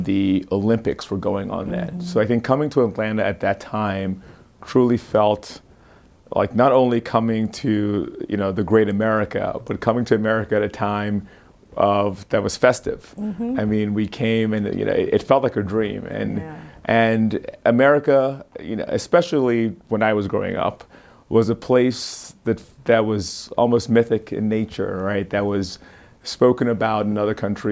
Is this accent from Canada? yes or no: no; Nigeria; now in United States; Nigerian boy, coming here with my Nigerian name